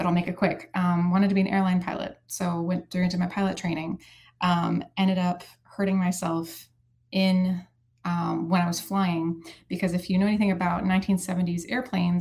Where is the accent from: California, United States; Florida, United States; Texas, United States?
Florida, United States; Sarasota; also born or lived in Charleston, South Carolina / Tallahassee, Florida; I grew up in Sarasota